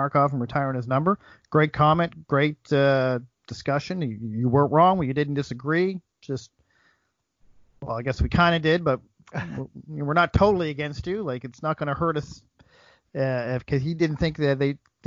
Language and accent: English; Nova Scotia, Canada; as a guy from Nova Scotia